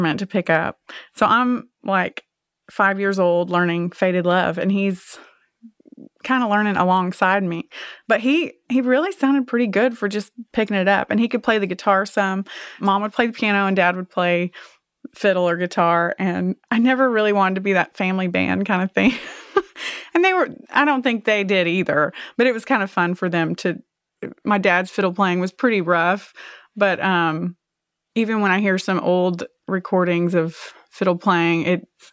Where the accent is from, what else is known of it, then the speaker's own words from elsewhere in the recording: Springdale, Arkansas, United States; it was a great place to grow up. I guess some people just expect that I grew up in the country, but I really didn't. I mean, I grew up in a little neighborhood